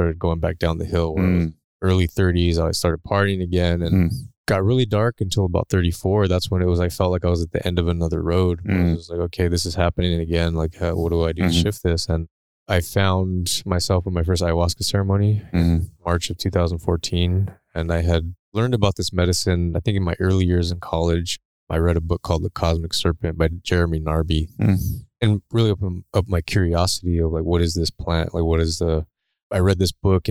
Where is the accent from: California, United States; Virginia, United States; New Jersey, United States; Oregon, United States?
California, United States; Chula Vista; I grew up in San Diego, California, closer to the border in Chula Vista